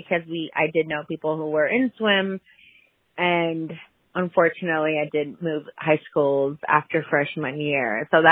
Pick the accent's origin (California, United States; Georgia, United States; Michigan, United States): California, United States; Cerritos; our background and growing up in Cerritos, Norwalk area